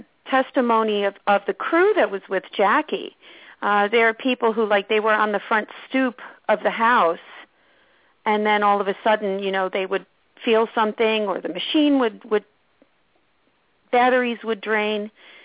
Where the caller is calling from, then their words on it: Orange County, New York, United States; I'm calling from Orange County, New York.